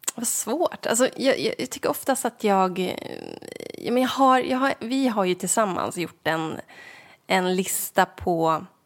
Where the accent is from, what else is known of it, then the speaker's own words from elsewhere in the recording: Sveg, Jämtland, Sweden; moved away; Sveg som är centralorten där jag kommer ifrån